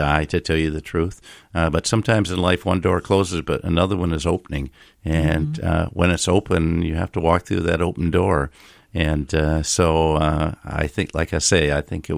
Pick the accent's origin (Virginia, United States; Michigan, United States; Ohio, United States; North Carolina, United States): Michigan, United States; Grand Rapids; I grew up in Grand Rapids, Michigan